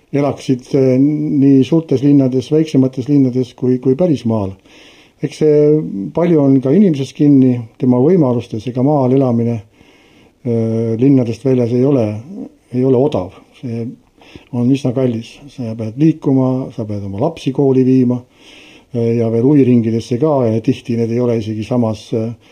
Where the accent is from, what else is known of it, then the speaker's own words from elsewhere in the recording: Tartu, Tartu County, Estonia; mina olen ise pärit Tartust